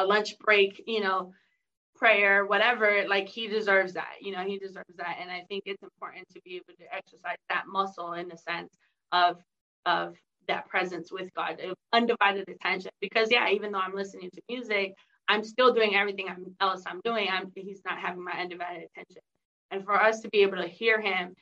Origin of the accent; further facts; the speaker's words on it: San Diego, California, United States; I'm from San Diego. And so we have the Rock Church